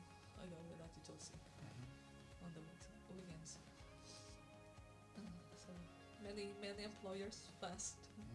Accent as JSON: {"language": "English", "country": "Philippines", "tie": "born or raised there", "also_born_or_lived": "Hong Kong", "moved": "as an adult", "lives_now": "Canada", "said": "I'm from the Philippines"}